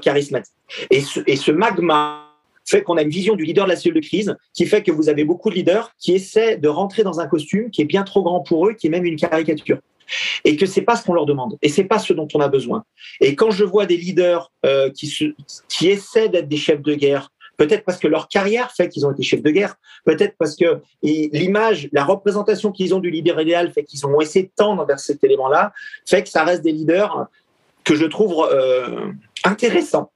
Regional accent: France; nous en tant que Français

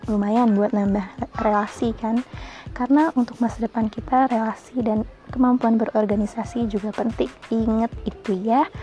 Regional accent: Lampung, Indonesia; Lahir di Lampung, tinggal di Lampung, tiba-tiba sekarang gue udah jadi maba.

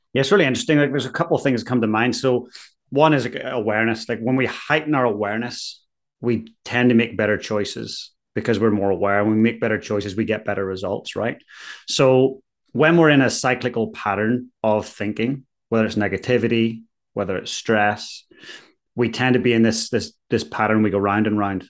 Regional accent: Ballyclare, Northern Ireland, United Kingdom; moved away as an adult; now in Christchurch, New Zealand; So I'm from Ballyclare up in County Antrim originally.

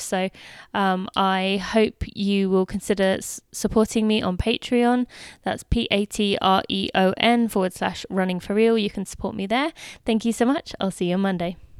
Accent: United Kingdom; now in United States; I am still British

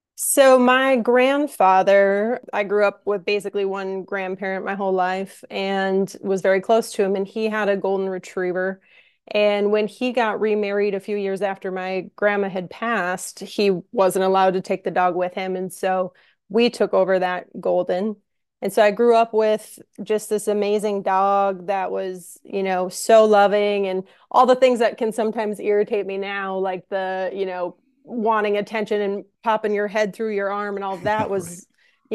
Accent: Minnesota, United States; moved away as an adult; also born or lived in St. Louis, Missouri; now in Minneapolis, United States; I'm I'm from Minnesota

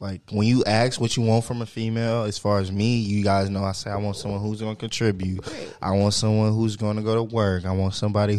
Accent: the Bay Area, California, United States; Hey, look, I'm from the Bay.

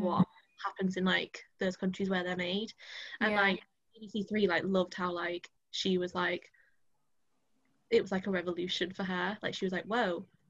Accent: Driffield, Yorkshire and the Humber, United Kingdom; moved away as an adult; I know that I am Drift because like how long I lived there

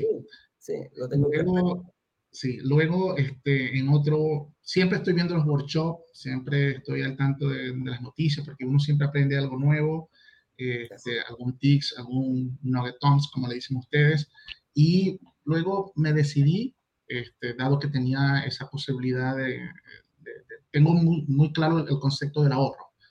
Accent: Venezuela; now in Chile; soy extranjero, vengo de Venezuela, ya tengo, voy para seis años acá en Chile, me gustan las arepas y las marraquetas, es un mix.

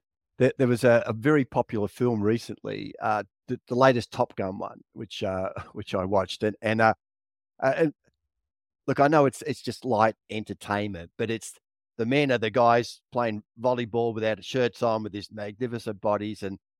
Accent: Victoria, Australia; And it's, I remember I grew up in Victoria. My dad would take us camping, me and my two brothers

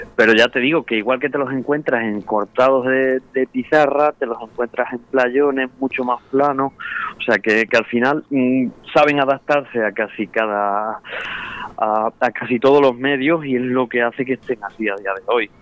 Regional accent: Spain; yo aquí en mi pueblo, en, Arellana

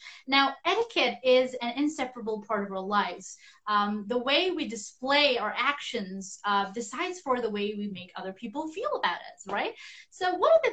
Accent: Tibet, China; I hail from Tibet

